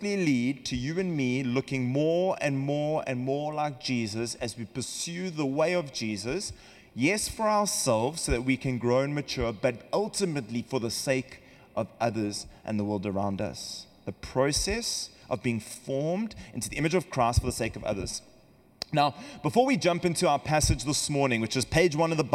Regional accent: Western Cape, South Africa; accent: South African; now in California, United States; We come from South Africa, if you've noticed the accent, and we in the Cape region of South Africa

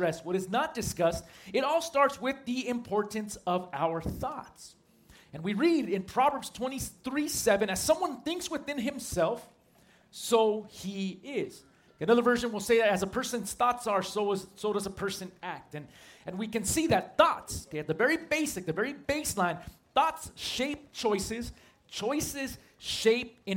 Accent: San Marcos, California, United States; I grew up at a church not too far away from here in San Marcos

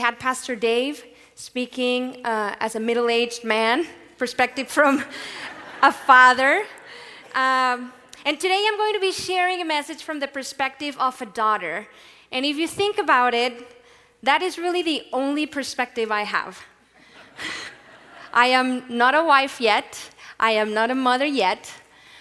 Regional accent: Mexico; born or raised there; moved away

